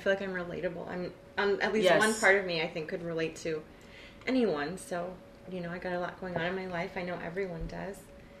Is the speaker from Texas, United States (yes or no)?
yes; Corpus Christi, Texas, United States; I was born and raised in Corpus Christi.